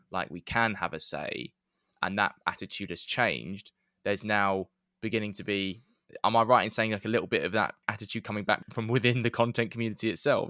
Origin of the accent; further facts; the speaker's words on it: London, United Kingdom; I grew up in North East London, supporting Huddersfield Town